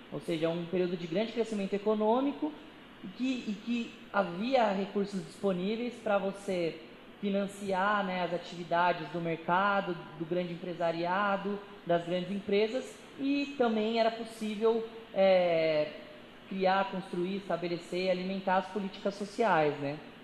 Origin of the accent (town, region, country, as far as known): Brazil